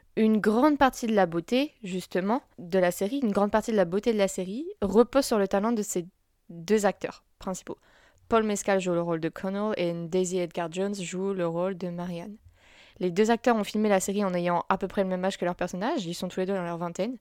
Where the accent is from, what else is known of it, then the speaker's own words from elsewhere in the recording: France; en tant que Français